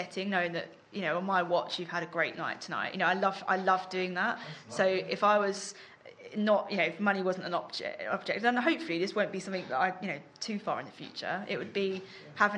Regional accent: London, United Kingdom; also born or lived in Walthamstow; So I grew up in Leyton. I was born, technically born in Walthamstow.

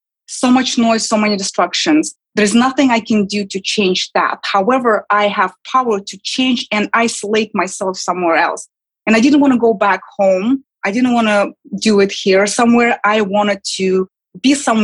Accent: Kazakhstan; English is a second language; moved away as an adult; now in New York, United States; I was born and raised and lived in my early 20s in Kazakhstan.

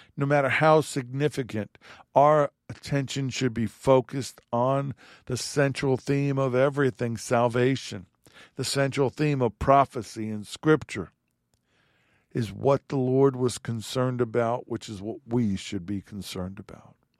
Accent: New York, United States; I'm an Italian from New York

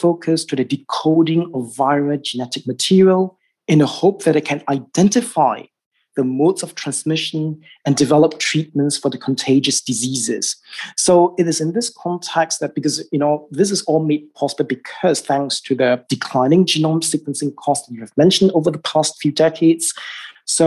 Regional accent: Singapore; in my home country, in Singapore

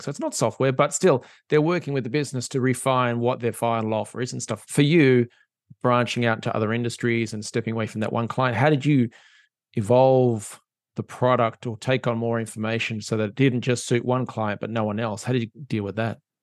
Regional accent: Australia; as an Australian

